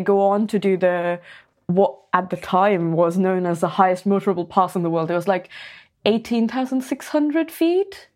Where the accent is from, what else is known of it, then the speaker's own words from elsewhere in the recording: Pune, Maharashtra, India; I used to play football back in my hometown. So I was in this club called Pune F C